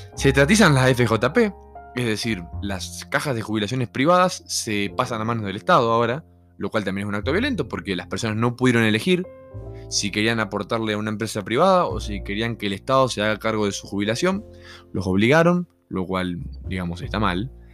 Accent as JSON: {"language": "Spanish", "country": "Argentina", "moved": "as an adult", "lives_now": "Mexico", "said": "no es mi país. Yo quiero volver a Argentina"}